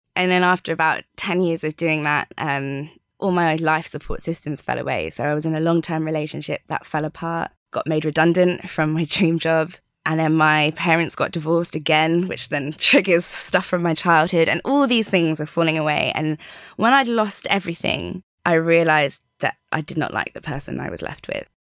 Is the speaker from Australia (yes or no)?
yes; Sydney, New South Wales, Australia; I was born out in Australia